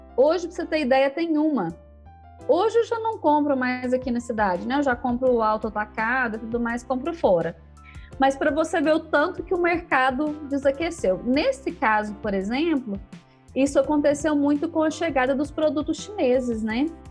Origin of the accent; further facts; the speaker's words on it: Uberlândia, Minas Gerais, Brazil; also born or lived in Canápolis; E aí eu sou mineira, né? Nasci em Uberlândia, aqui no Triângulo Mineiro morei minha infância aqui, depois na adolescência eu fui morar numa cidadezinha pequena